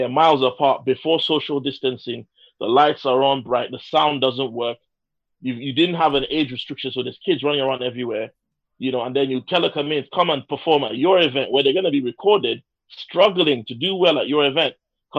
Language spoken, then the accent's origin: English; Nigeria; English is a second language; I'm Nigerian